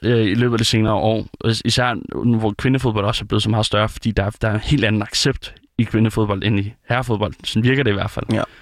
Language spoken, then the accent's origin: Danish; Denmark; det er jo op, hvor jeg er fra